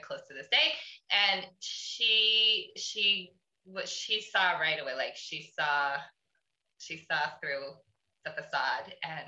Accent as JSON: {"language": "English", "country": "Canada", "said": "I'm Canadian. We all skate"}